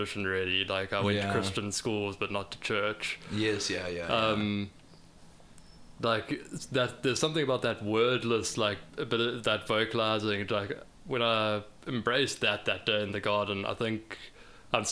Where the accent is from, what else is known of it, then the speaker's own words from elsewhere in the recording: Durban, KwaZulu-Natal, South Africa; growing up in Durban